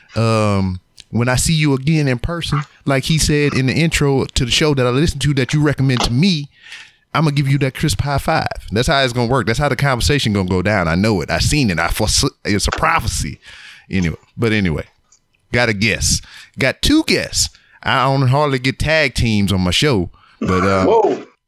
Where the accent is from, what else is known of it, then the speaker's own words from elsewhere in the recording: Louisiana, United States; now in Houston, United States; I'm from uh, Louisiana, so I'm about like two hours away from here.